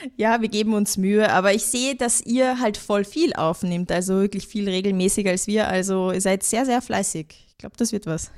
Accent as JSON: {"language": "German", "country": "Austria", "said": "bei uns in Österreich"}